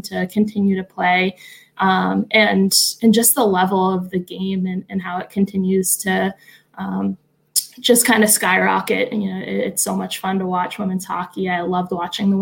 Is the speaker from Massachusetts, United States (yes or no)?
yes; Boston, Massachusetts, United States; a girl growing up in Boston